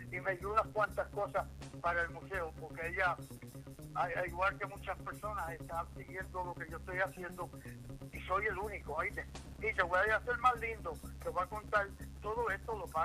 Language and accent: Spanish; New York, United States; moved away as an adult; now in San Germán, Puerto Rico; yo soy nacido y criado en Nueva York. Okay. Yo soy de Nueva York, pero me encanta Puerto Rico. yo vengo de una tradición que mis papás son del campo